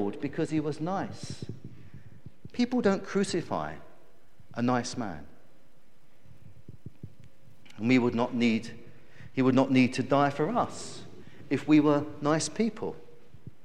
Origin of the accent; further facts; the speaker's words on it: United Kingdom; us as British people